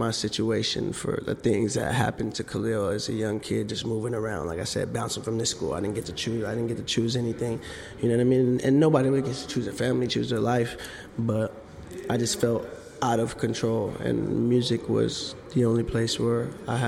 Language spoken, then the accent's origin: English; Sacramento, California, United States; moved away; also born or lived in Atlanta; I grew up in Sacramento, Oak Park